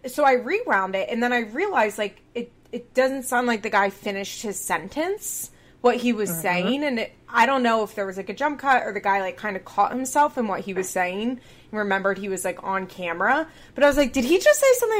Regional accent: Chester County, Pennsylvania, United States; We're both from Chester County, Pennsylvania

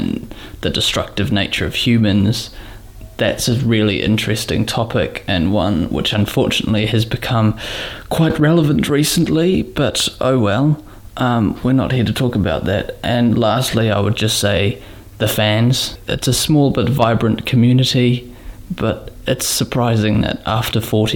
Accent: New Zealand; I'm from New Zealand

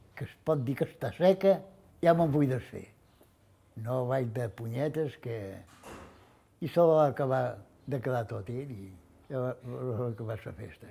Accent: Formentera, Balearic Islands, Spain; vaig néixer a Formentera el dia 15 de novembre del 28

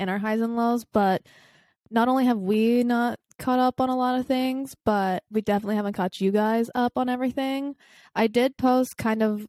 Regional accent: the South, United States; I grew up in the South

